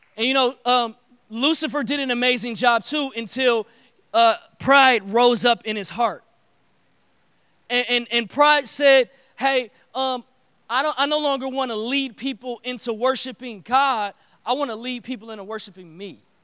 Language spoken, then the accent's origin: English; Detroit, Michigan, United States; I grew up in Detroit